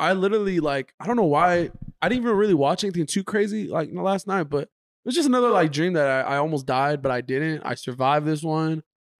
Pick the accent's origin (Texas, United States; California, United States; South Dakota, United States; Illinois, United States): Texas, United States; And we're from Texas.